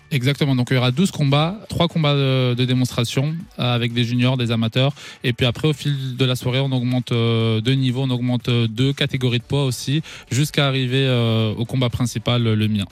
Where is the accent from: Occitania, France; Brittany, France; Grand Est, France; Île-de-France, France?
Grand Est, France; Strasbourg; je suis originaire de Strasbourg, j'ai grandi à Haute-Pierre